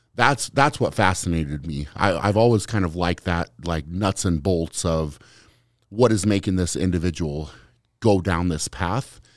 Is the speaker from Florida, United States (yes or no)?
no; Fort Lupton, Colorado, United States; I grew up in Fort Lupton was the name of the town